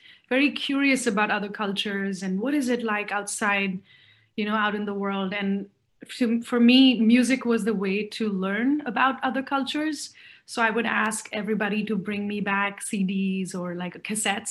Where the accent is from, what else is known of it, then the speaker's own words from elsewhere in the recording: Mumbai, Maharashtra, India; also born or lived in Chennai, India / Pondicherry, India; I was born in Chennai. I'm Tamilian, born in Chennai. And I think the first 3-4 years of my life, we lived in Pondicherry and then moved to Bombay.